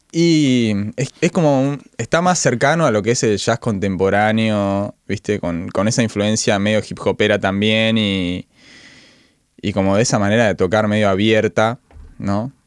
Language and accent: Spanish; Villa Carlos Paz, Córdoba, Argentina; moved away; yo soy en realidad de Villa Carlos Paz